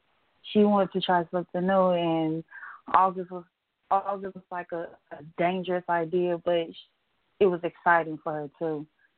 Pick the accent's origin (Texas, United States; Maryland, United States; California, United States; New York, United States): Texas, United States; Houston; also born or lived in Dallas, Texas; I was born and raised in Houston, Texas. I've lived in Dallas for a few years, and then when my grandpa had got sick, we came back up to Houston.